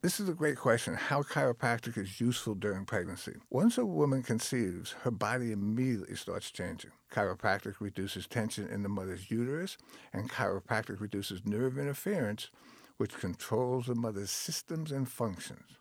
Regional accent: Long Island, New York, United States; moved away as an adult; also born or lived in Tennessee / California; I grew up on Long Island, New York

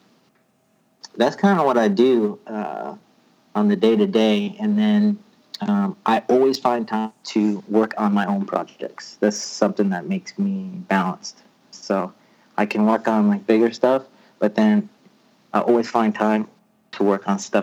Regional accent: Rhode Island, United States; moved away as an adult; now in Los Angeles, United States; I'm originally from Rhode Island. You know, I moved to California right after college

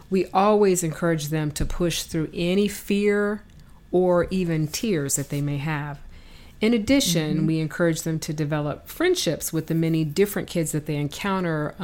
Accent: Michigan, United States; I was raised in Michigan and from a very hardworking family

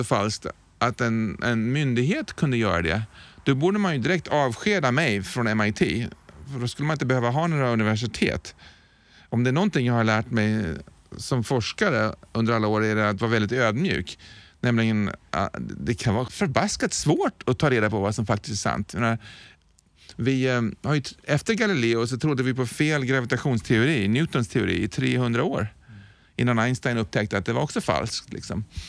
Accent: Sweden; Jag är ju en svensk.

